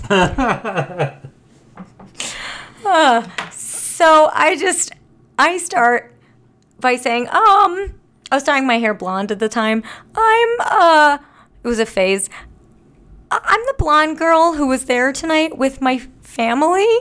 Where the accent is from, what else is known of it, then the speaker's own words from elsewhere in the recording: New Jersey, United States; I'm from South Jersey